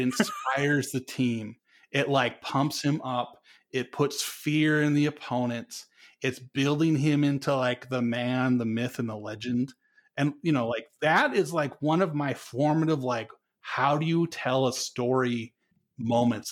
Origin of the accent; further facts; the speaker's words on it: North Dakota, United States; moved away; also born or lived in Colorado; and I grew up in North Dakota